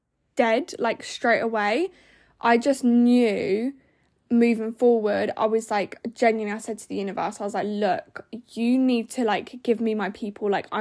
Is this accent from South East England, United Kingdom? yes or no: yes; South East England, United Kingdom; now in Norfolk, United Kingdom; But I then started a job, because I moved to Norfolk from Buckinghamshire, which is like 3 hours away, for, you know, different reasons.